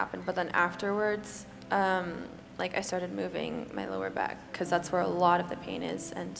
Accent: Battle Ground, Washington, United States; I'm from Battlegrounds.

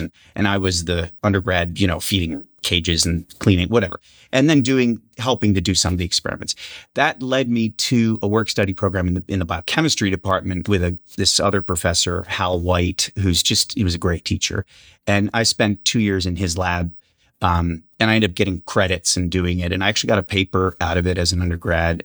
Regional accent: Vineland, New Jersey, United States; moved away; also born or lived in Madison; I grew up in that rural town called Vineland, went to high school there

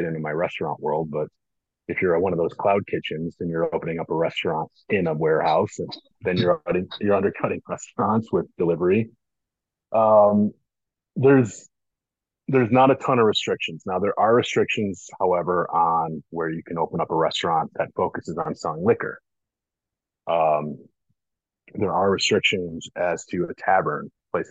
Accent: Northbrook, Illinois, United States; I grew up in Northbrook, which is North Shore of Chicago

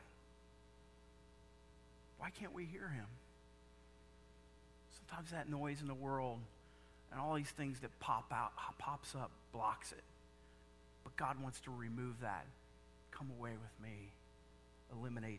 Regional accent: Indiana, United States; I'm from Indiana

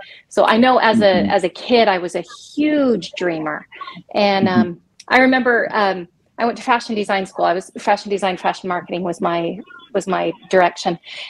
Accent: New Mexico, United States; also born or lived in Germany; So I was born in Germany, got an opportunity to live in New Mexico when we first came back to the States.

